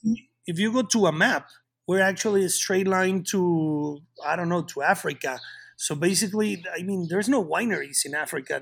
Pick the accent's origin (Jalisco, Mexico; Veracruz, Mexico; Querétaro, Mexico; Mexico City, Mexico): Querétaro, Mexico; I am from Querétaro. I was born and raised here in Querétaro, in Mexico